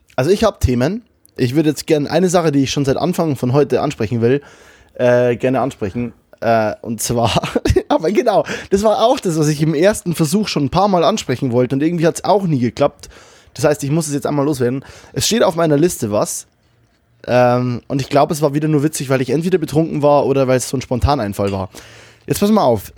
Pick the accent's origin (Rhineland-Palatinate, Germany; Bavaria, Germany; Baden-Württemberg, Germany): Bavaria, Germany; also born or lived in Kelheim; now in Cologne, Germany; meiner Heimat Bayern